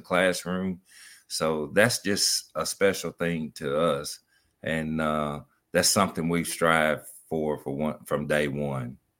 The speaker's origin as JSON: {"language": "English", "country": "United States", "tie": "born or raised there", "said": "as a kid growing up in Lincoln County"}